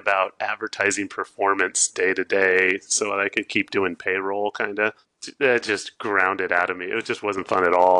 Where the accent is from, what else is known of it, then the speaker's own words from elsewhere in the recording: Southern California, United States; moved away as an adult; also born or lived in San Francisco; now in Oregon, United States; I grew up in Southern California